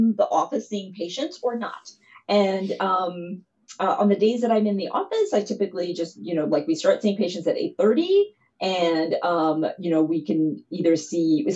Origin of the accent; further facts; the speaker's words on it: Louisville, Kentucky, United States; I grew up in Louisville, Kentucky.